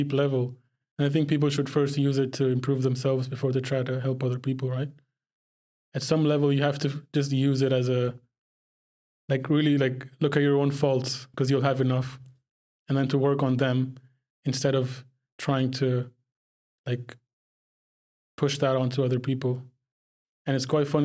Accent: Dubai, United Arab Emirates; also born or lived in Pakistan; I'm from Pakistan, but I grew up in the Middle East in Dubai

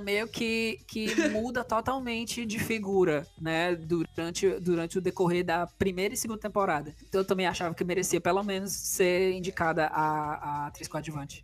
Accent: Fortaleza, Ceará, Brazil; eu sou daqui do Nordeste do Brasil, sou de Fortaleza

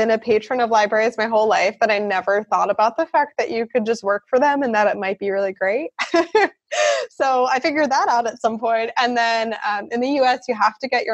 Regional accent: Philadelphia, Pennsylvania, United States; moved away as an adult; also born or lived in South Carolina / Chicago, Illinois; now in Freiburg, Germany; I'm from originally Philadelphia, Pennsylvania in the U.S.

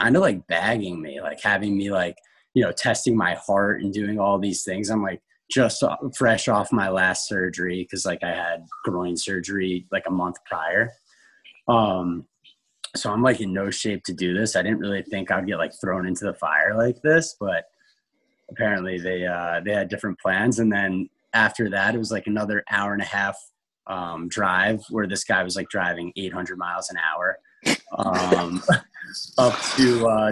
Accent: Monroe, New York, United States; my hometown in Monroe, New York

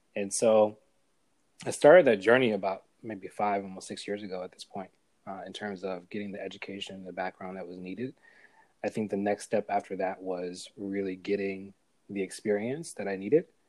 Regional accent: New York City, New York, United States; also born or lived in Buffalo / Atlanta / South Carolina; I'm from New York. I'm a New Yorker, um, originally from Brooklyn

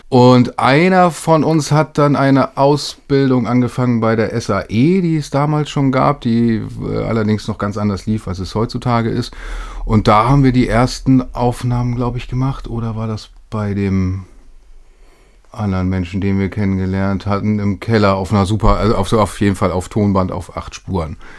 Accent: Lütjenburg, Schleswig-Holstein, Germany; now in Hamburg, Germany; Ich bin äh, in Schleswig-Holstein, wie du sagtest, aufgewachsen und in Lütjenburg zur Schule gegangen.

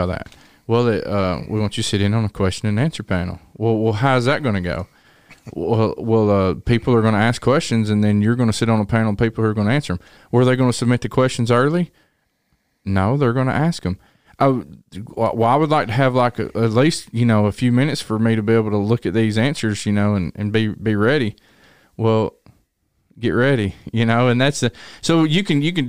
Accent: Tennessee, United States; I was from Tennessee

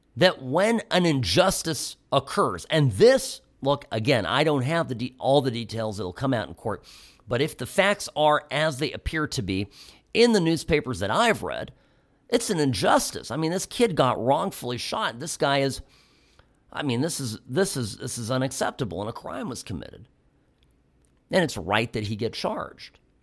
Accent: United States; as an American

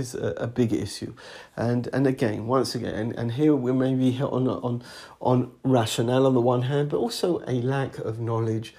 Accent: England, United Kingdom; moved away as an adult; now in Alon Shvut; the Bnei Akiva society that I grew up in England, and when I was a Madrich later in England

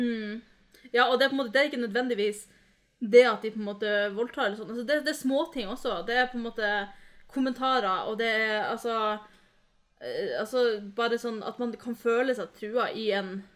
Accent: Norway; jeg vokste opp her i Norge

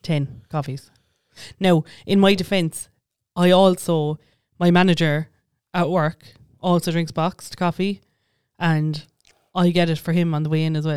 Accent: Tower, Munster, Ireland; I grew up in Tower

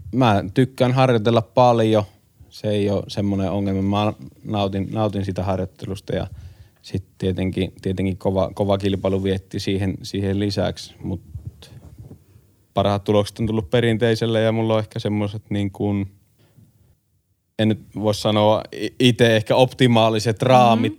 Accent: Kuopio, North Savo, Finland; meillä Kuopiossa

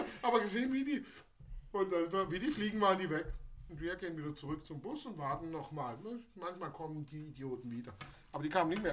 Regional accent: Basel, Basel-Stadt, Switzerland; bei uns in Basel

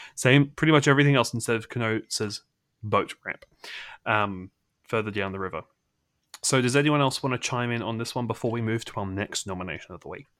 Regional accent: Australia; I'm the sole Australian representative

